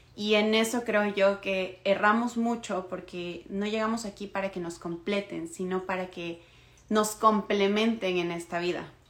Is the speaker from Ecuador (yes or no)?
yes; Ecuador; now in Toronto, Canada; soy de Ecuador, vivo en Toronto en este momento